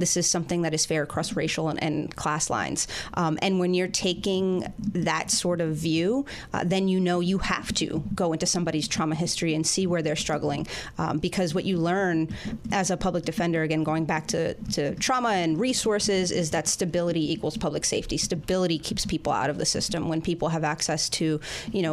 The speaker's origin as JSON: {"language": "English", "town": "New York City", "region": "New York", "country": "United States", "tie": "born or raised there", "said": "I grew up in Queens. I grew up in South Richmond Hill, Queens"}